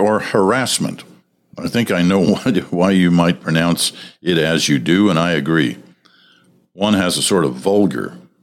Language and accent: English; Stratford, Ontario, Canada; my hometown, Stratford